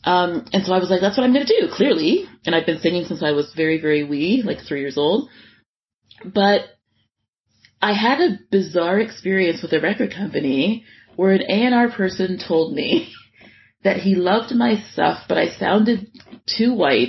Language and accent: English; Scarborough, Ontario, Canada; And I'm like, but I came all the way from the East End of Scarborough.